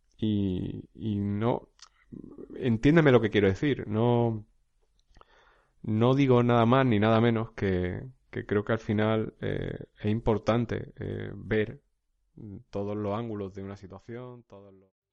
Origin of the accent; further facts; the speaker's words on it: a village in Jaén, Andalusia, Spain; now in Alicante, Spain; un pueblo de origen, un pueblo de Jaén, donde yo, donde yo soy natural